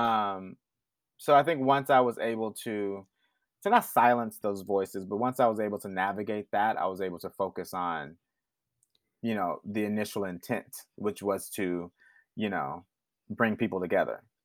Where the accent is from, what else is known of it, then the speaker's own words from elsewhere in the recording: Houston, Texas, United States; But I'm from the South. I'm from Houston